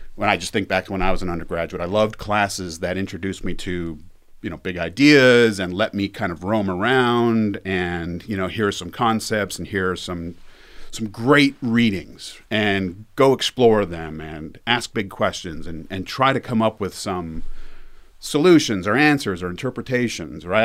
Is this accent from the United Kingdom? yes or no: no; Canada; moved away as an adult; now in Las Vegas, United States; I'm from Canada. It's been a long time. Um, I went to grad school in ninety-seven. So I've been, I think, in the States for longer than I was in Canada